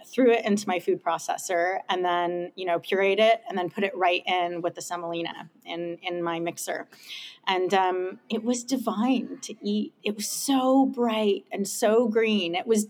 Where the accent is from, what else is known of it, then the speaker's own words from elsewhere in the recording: Los Angeles, California, United States; moved away as an adult; also born or lived in Hilo, Hawaii / Colorado; now in Whidbey Island, United States; I'm an Angeleno. I grew up in Los Angeles. I was born in Hawaii. On the island of Hawaii, actually in Hilo, which is the wet side. I grew up in Hollywood, actually.